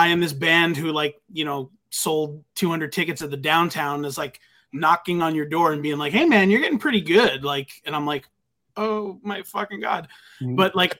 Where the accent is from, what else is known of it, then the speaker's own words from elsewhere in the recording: Deer Park, New York, United States; dude, you know, it is so funny how like Long Island is such a small world. I grew up in Deer Park and like right next door to me was the bass player in that band